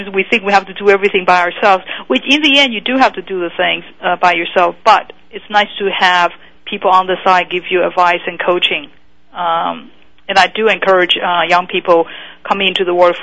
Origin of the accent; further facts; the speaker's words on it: Taiwan; moved away as an adult; now in United States; I was born in Taiwan, and so I came to this country when I was 19